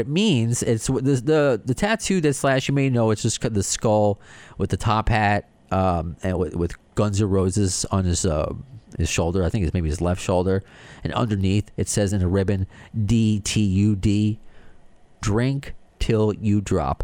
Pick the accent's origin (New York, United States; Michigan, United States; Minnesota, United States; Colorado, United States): New York, United States; New York and Long Island, United States; accent: New York / Long Island